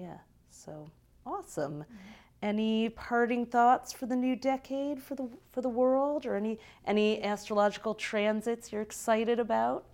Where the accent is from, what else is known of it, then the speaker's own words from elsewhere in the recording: Detroit, Michigan, United States; I grew up in Detroit